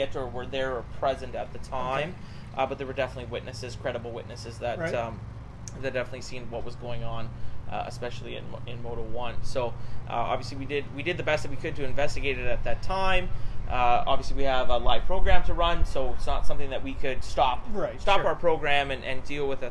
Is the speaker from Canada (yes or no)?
yes; Saskatchewan, Canada; I'm from Saskatchewan